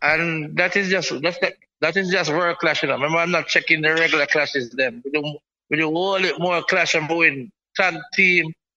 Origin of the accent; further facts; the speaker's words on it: Kingston, Jamaica; I'm from Seaview Garden. Lanspen in Kingston